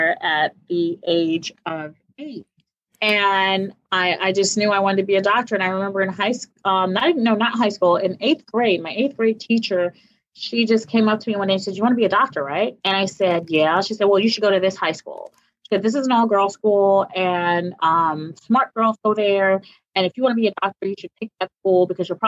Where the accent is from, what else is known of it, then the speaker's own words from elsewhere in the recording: New York, United States; I'm from New York.